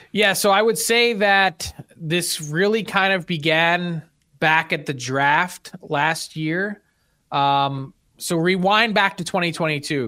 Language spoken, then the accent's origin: English; Philadelphia, Pennsylvania, United States; growing up in Philly